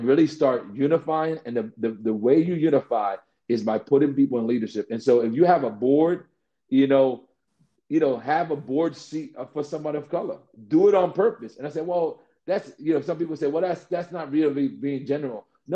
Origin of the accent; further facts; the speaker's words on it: New York City, New York, United States; I grew up in the Bronx, one of the things that was the fight with me as a kid, and this is years ago in the South Bronx